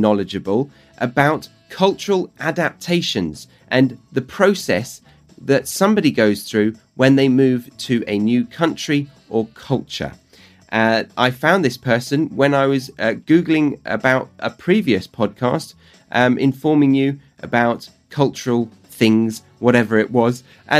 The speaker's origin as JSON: {"language": "English", "country": "United Kingdom", "said": "You're in my home country, but I'm far away from you right now."}